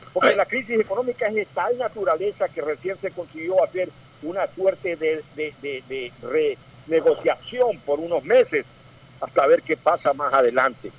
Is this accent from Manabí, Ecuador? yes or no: yes; northern Manabí, Ecuador; yo soy del norte de Manaví